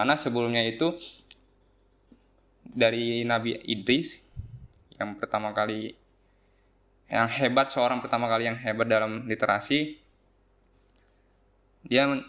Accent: Bekasi, West Java, Indonesia; born there; Saya lahir di Bekasi pada tanggal 22 Desember. Lalu saya tinggal bersama orang tua saya di daerah Cikarang Kota

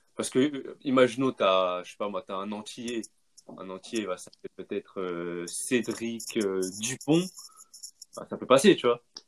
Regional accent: France; je suis né ici, j'ai vécu toute ma vie ici, l'éducation, je l'ai fait, je faite ici, la langue, euh, voilà quoi, je me sens français

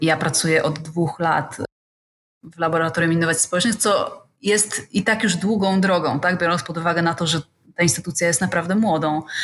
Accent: Gdańsk, Pomeranian Voivodeship, Poland; now in Gdynia, Poland; Ja akurat jestem z Gdańska

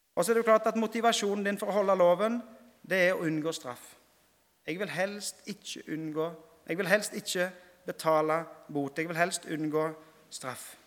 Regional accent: Rogaland, Norway; hjemme på Vea når jeg gikk i, i 4. klasse, så fikk jeg utdelt en bibel

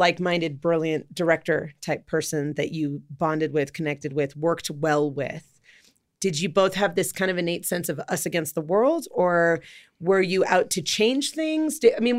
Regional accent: Los Angeles, California, United States; I was born and raised in Los Angeles, California.

